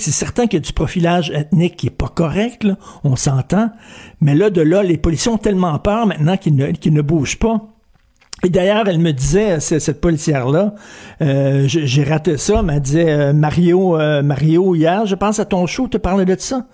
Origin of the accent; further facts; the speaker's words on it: Quebec, Canada; l'histoire du Québec, d'où on vient